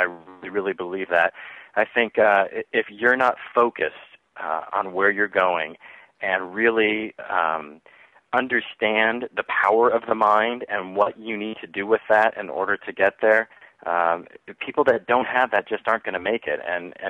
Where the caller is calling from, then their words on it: Texas, United States; I am in Texas right now, and the weather here is also sunny and beautiful